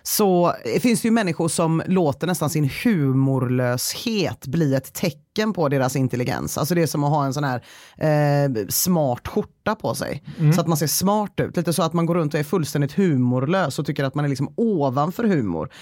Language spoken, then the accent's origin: Swedish; Gothenburg, Västra Götaland, Sweden